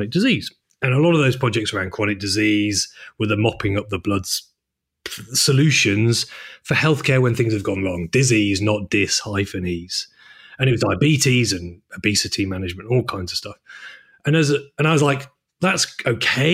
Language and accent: English; Chester, North West England, United Kingdom; also born or lived in Manchester; I'm from Chester, but I'm more Mancunian than I am, more Manc than monk